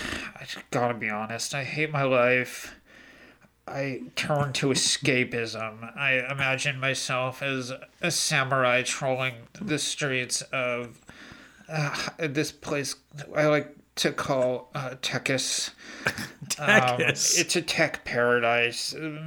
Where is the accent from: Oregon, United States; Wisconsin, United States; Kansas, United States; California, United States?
California, United States; Solvang; now in Gorman, United States; I grew up in the hills of Solvang, but after my dad lost his job churning butter, we had moved at one of the local butter churning palaces. We had to move to Gorman, so I live there now.